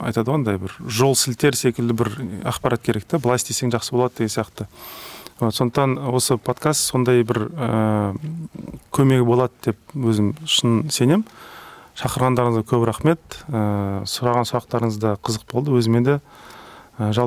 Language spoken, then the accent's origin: Kazakh; Kazakhstan; біз қазақ халқы не ғой андай өте қонақ жайлы жұмсақ халықпыз бірақ одновременно өте қырсық халықпыз ғой